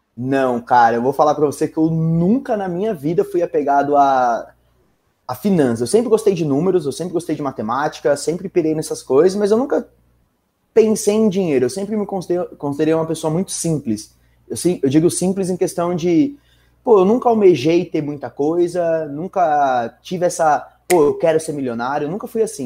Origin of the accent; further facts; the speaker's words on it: São Bernardo do Campo, São Paulo, Brazil; moved away as an adult; now in São Paulo, Brazil; eu sou de São Bernardo, nascido e crescido em São Bernardo a vida inteira. Dá para perceber pelo R